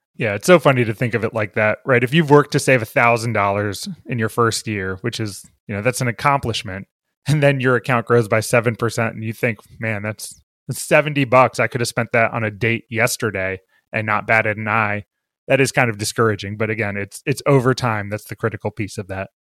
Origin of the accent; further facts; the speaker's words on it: Bethesda, Maryland, United States; I grew up in Bethesda, Maryland